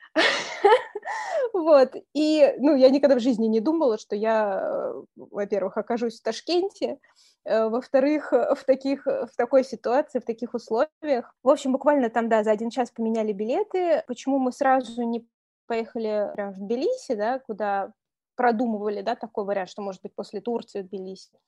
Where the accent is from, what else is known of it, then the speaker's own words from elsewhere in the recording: Saratov, Saratov Oblast, Russia; moved away as an adult; also born or lived in Moscow, Russia / Tashkent, Uzbekistan; now in Tbilisi, Georgia; я из Саратова